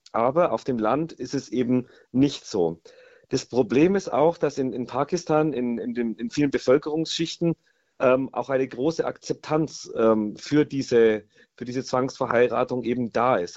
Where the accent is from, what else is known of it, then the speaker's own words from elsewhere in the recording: Germany; bei uns in Deutschland